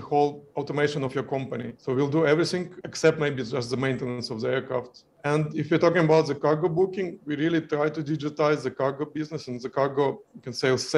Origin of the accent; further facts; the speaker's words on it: Ukraine; moved away as an adult; also born or lived in Kyiv, Ukraine; We are originally from Ukraine and I was living in Kyiv, Ukraine.